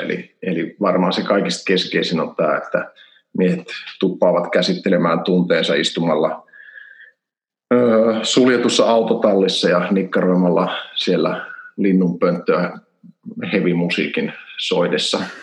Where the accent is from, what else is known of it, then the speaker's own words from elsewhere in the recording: Helsinki, Uusimaa, Finland; moved away as an adult; also born or lived in Turku; now in Kajaani, Finland; Mä oon Helsingistä kotoisin. Mä oon asunut siellä ensimmäiset 20 vuotta